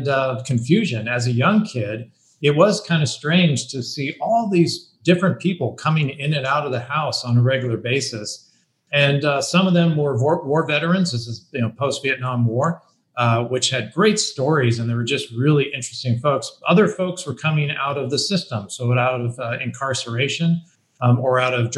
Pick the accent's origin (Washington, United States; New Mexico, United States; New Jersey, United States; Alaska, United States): Washington, United States; Bellevue; I grew up in Bellevue, Washington. It's outside of Seattle, Washington